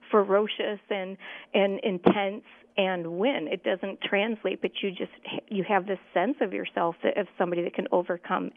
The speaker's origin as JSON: {"language": "English", "region": "central New York", "country": "United States", "tie": "born or raised there", "said": "I grew up on the East Coast in central New York"}